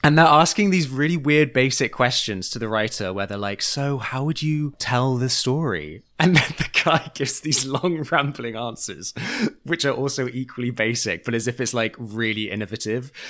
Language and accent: English; Churchtown, North West England, United Kingdom; now in United States; I'm the most famous actor from my hometown of Churchtown